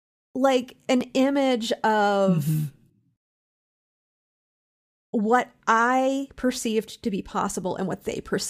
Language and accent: English; Pennsylvania, United States; You know, I'm from Central Pennsylvania, which as soon as I said it, you got an image in your mind of what Central Pennsylvania means. and I was from a college town.